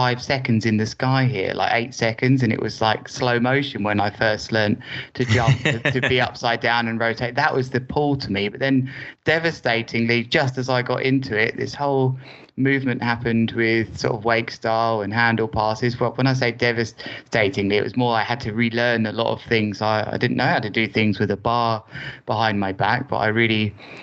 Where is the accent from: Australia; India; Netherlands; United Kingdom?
United Kingdom; Worthing, South East England; I've always lived in Worthing as my hometown, which is an hour south of London